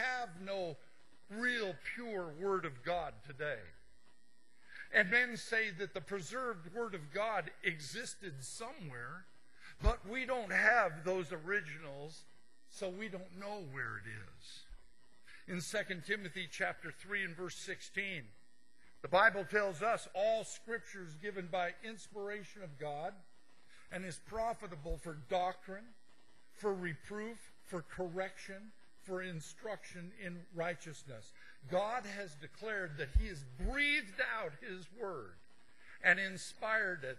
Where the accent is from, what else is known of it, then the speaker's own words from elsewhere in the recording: Montana, United States; I'm from Montana.